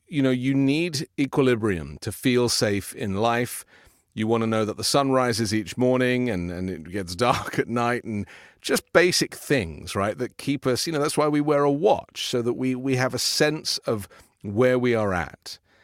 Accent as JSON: {"language": "English", "country": "United Kingdom", "moved": "yes", "lives_now": "United States", "said": "I'm a British"}